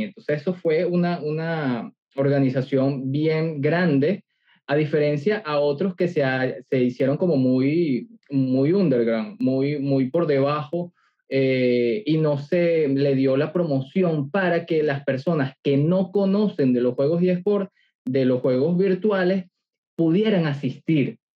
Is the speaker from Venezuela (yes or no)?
yes; Venezuela; Yo soy venezolano